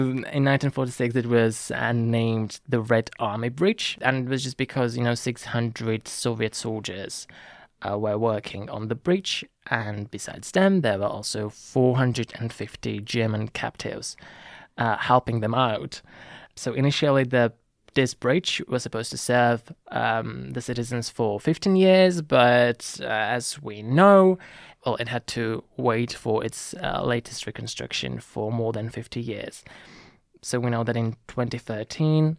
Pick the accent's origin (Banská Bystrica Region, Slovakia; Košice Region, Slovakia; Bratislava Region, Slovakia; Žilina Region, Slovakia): Banská Bystrica Region, Slovakia; near Zvolenská Slatina; born in Zvolenska Slatina, which is a village next to my hometown